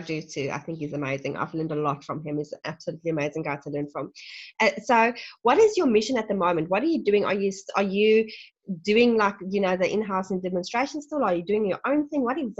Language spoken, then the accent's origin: English; South Africa; moved away; I'm originally from South Africa